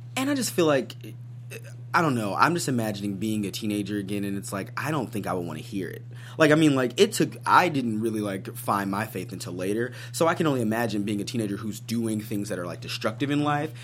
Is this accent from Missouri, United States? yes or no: yes; Missouri, United States; I'm I'm from Missouri, which isn't the South